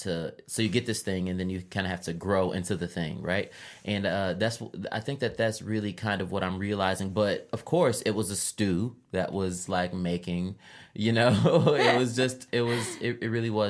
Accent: Chicago, Illinois, United States; I am the …, a rapper, librarian, born and raised in Chicago.

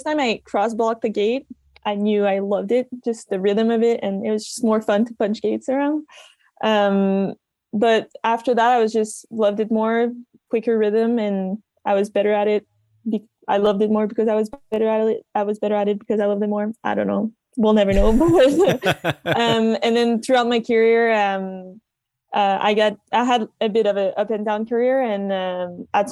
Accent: Mont-Sainte-Anne, near Quebec City, Canada; first language French; English is a second language; I grew up right at the bottom of Montserrat, a little town, just 45 minutes outside of Quebec City

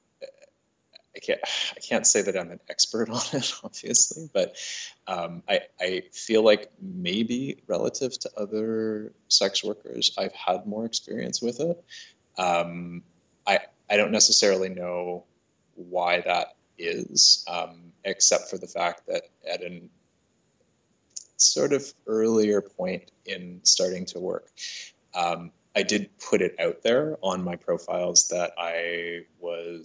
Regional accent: Toronto, Ontario, Canada; I'm originally from Toronto, but I have worked in a number of different cities around the world

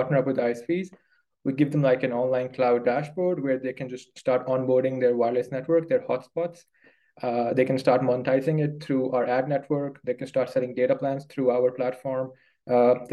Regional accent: Pakistan; moved away as an adult; also born or lived in United Kingdom; I grew up in Pakistan and, you know, born and bred in Pakistan. Then I moved to the UK to study

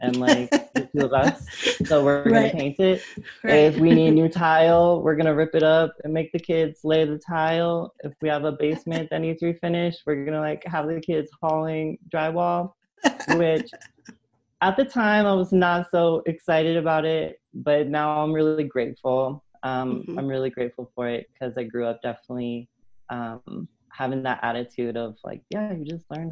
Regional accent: Denver, Colorado, United States; my hometown, pretty much. I've been here since I was 7

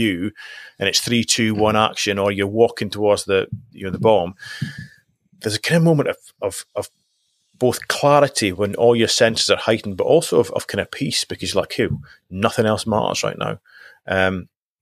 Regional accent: Highlands of Scotland, United Kingdom; also born or lived in Aberdeen; So I was brought up in the Highlands of Scotland. Initially I moved into Aberdeen for a couple of years before I left home.

